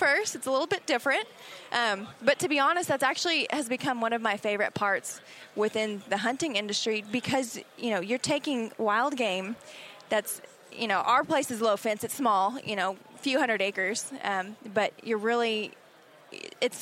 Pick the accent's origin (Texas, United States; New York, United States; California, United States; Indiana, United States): Texas, United States; I am originally from Texas, primarily grew up in a family that did a lot of sports